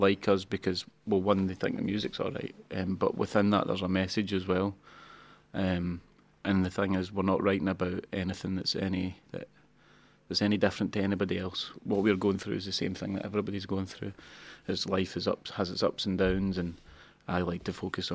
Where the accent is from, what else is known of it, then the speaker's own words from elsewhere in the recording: Banton, Scotland, United Kingdom; also born or lived in Kilsyth; I'm from Banton